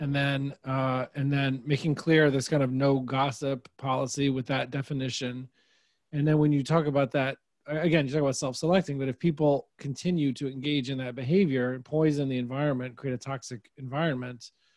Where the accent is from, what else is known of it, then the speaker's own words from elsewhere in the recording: Nashville, Tennessee, United States; moved away; And I'm from Nashville originally.